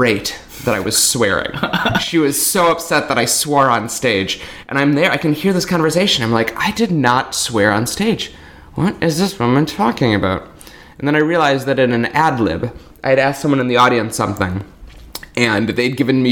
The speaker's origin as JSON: {"language": "English", "town": "Milwaukee", "region": "Wisconsin", "country": "United States", "said": "I'm from Milwaukee, Wisconsin"}